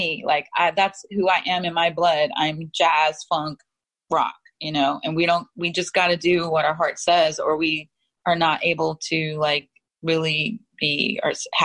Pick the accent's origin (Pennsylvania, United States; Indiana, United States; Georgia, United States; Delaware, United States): Delaware, United States; Wilmington; moved away as an adult; also born or lived in New York; now in California, United States; I'm from Wilmington, Delaware. And I grew up going to New York to see Broadway and different things.